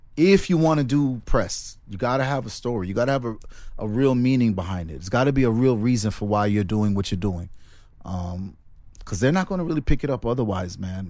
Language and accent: English; Jamaica; I'm from Jamaica